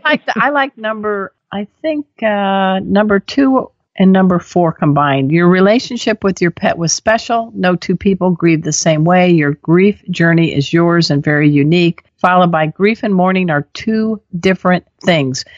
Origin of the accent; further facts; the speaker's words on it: Crown Point, Indiana, United States; I grew up on Hermit's Lake in Crown Point, Indiana